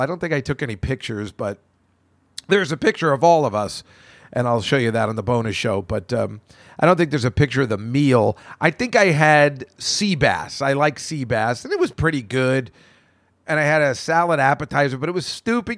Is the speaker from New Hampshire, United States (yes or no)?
yes; New Hampshire, United States; born or raised there